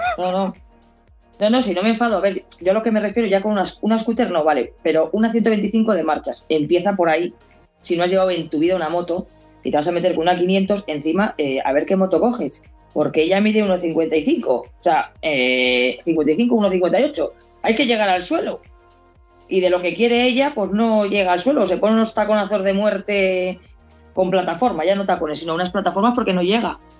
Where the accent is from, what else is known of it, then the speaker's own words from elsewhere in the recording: Spain; yo soy española